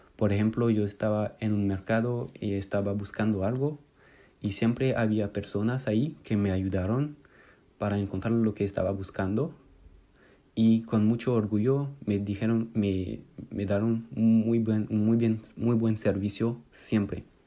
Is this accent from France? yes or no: yes; France; Spanish is a second language; also born or lived in Paris; soy de Francia y vivo en París